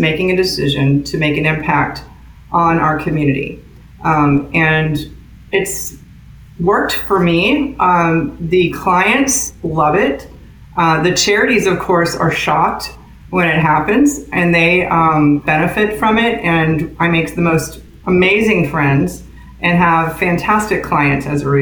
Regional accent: Tampa, Florida, United States; also born or lived in Clearwater Beach, Florida / Pasco County, Florida; I was born and raised in Tampa, grandparents were here originally.

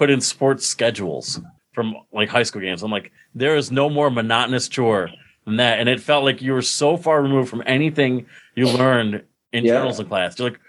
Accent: Binghamton, New York, United States; also born or lived in Mansfield, Pennsylvania; in my hometown newspaper in Binghamton

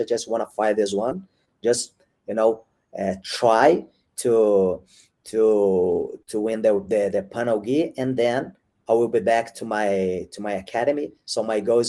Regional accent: Brazil; now in São Paulo, Brazil; when I came back to Brazil

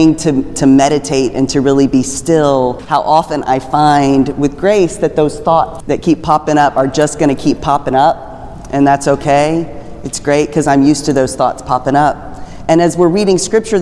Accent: Texas, United States; I grew up in Texas

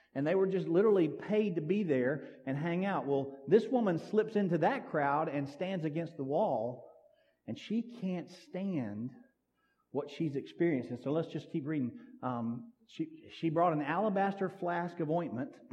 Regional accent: Sims, United States; I grew up out here in Sims

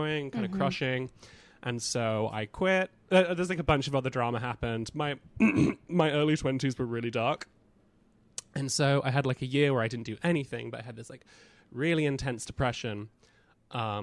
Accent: United Kingdom; moved away as an adult; now in New York, United States; So I'm British, if anybody can't already tell by the dialect

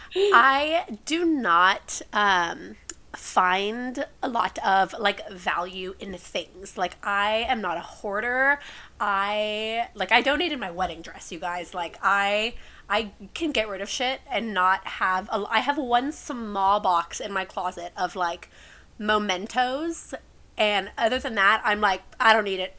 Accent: San Antonio, Texas, United States; I am born and raised in San Antonio. Have never lived anywhere else

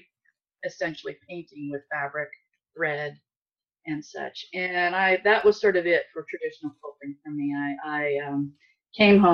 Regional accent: Southern California, United States; moved away as an adult; I grew up in Southern California

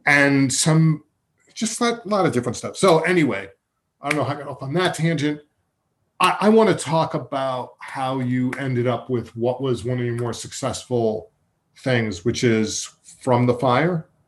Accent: Massapequa Park, New York, United States; when we were growing up in Massapequa Park

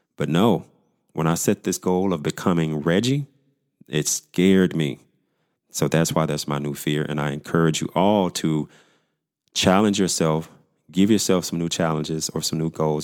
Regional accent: Pine Bluff, Arkansas, United States; moved away as an adult; also born or lived in Dallas, Texas; my hometown of Pine Bluff, Arkansas

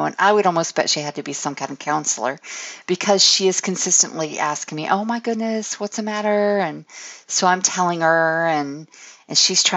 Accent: Florida, United States; moved away as an adult; I'm from Florida

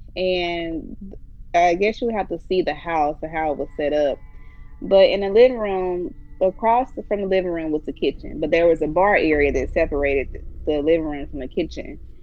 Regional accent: Alabama, United States; I was raised in Alabama

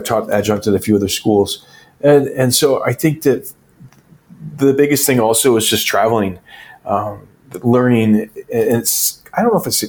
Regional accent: northern Michigan, United States; also born or lived in Ann Arbor, Michigan; I started out in a really small town and grew up in northern Michigan

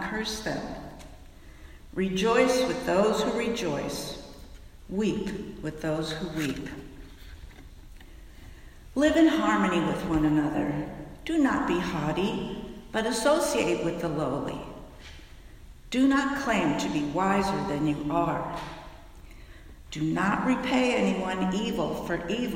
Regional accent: Fairfax, United States; my hometown of Fairfax

